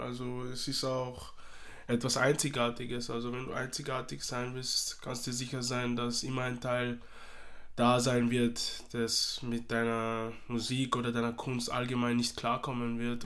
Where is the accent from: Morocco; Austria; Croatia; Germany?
Austria; also born or lived in Democratic Republic of the Congo; ich lebe in Österreich, ich bin in Österreich aufgewachsen, also ich bin Österreicher, gleichzeitig bin ich Kongolese